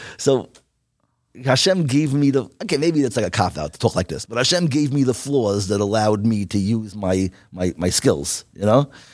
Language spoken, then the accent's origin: English; New York, United States; now in Lakewood, United States; I came from Wash Nights